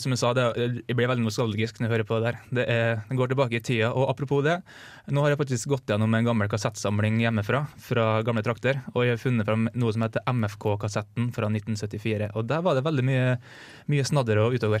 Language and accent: Norwegian; Kleive, Møre og Romsdal, Norway; moved away; det er jo, det er jo hjembygda mi